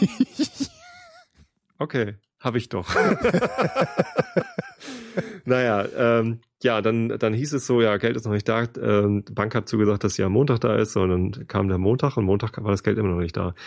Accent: Germany; wir Deutschen

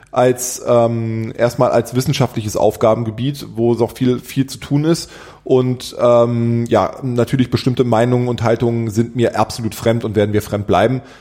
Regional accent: Berlin, Germany; born there; ihr Kölner seid anders, wir Berliner, weil ja. ich bin gebürtiger Berliner.

